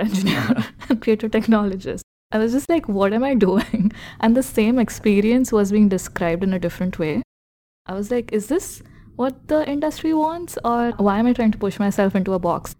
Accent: India; I am Indian

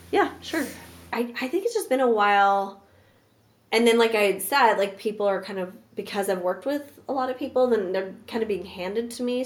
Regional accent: New York City, New York, United States; moved away; I grew up in Park Slope

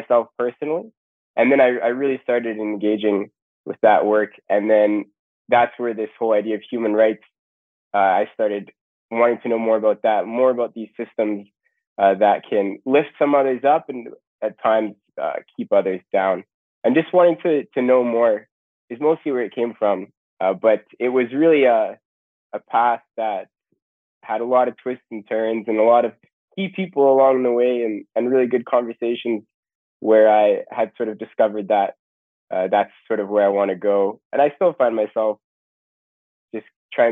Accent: East St. Paul, Manitoba, Canada; also born or lived in Winnipeg, Manitoba; I grew up just outside of Winnipeg.

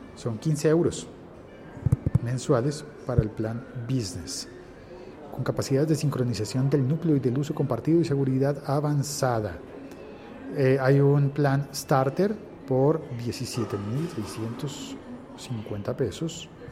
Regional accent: Colombia; en mi país, en mi Colombia

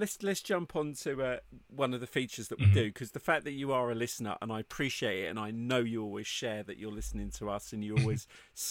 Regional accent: United Kingdom; moved away; I'm British.

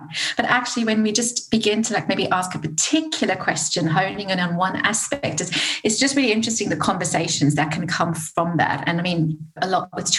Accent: South Africa; moved away as an adult; now in United Kingdom; I'm from South Africa.

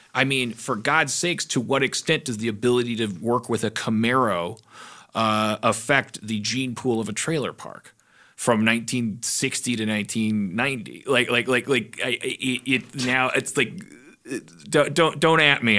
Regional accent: Midwest, United States; I grew up in the Midwest

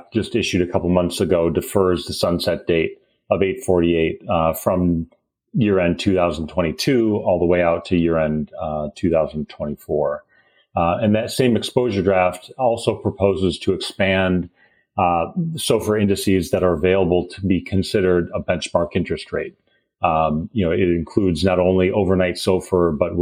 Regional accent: Wisconsin, United States; moved away; I grew up in Wisconsin. It kind of brings me back home there

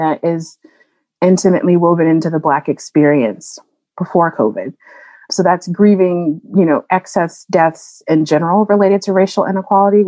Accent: North Carolina, United States; moved away as an adult; also born or lived in New Orleans, Louisiana / New Haven, Connecticut; now in Massachusetts, United States; I grew up in North Carolina and left to go to New Orleans for undergrad

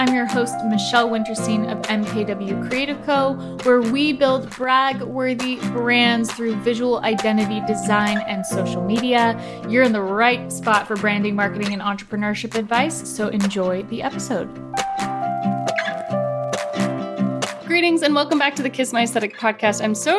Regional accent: San Diego, California, United States; growing up in San Diego

